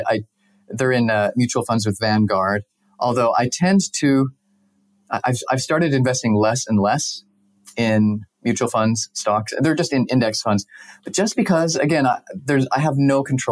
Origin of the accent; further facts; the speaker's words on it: Salt Lake City, Utah, United States; moved away as an adult; also born or lived in Costa Rica / Mexico; I grew up in Salt Lake